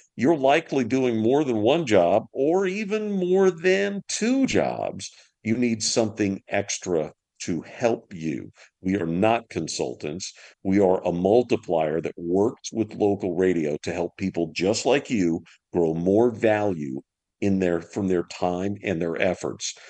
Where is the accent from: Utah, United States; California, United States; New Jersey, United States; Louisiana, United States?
Louisiana, United States; moved away; I'm from Louisiana originally, uh-huh. and so I I was born on the Bayou Bartholomew.